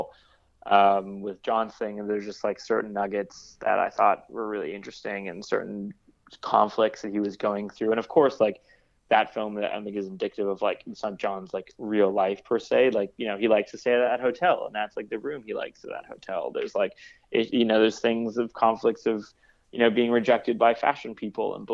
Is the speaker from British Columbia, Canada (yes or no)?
yes; Vancouver, British Columbia, Canada; also born or lived in Toronto; now in Brooklyn, United States; I grew up in Vancouver. That was pretty chill. You know, I went to Toronto. That was pretty chill. Now I live in Brooklyn.